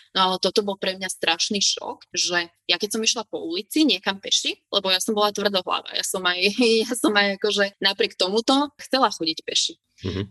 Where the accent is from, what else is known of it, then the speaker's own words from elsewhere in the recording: Slovakia; moved away as an adult; now in Kuwait; už som tu teda zostala ako Slovenka jediná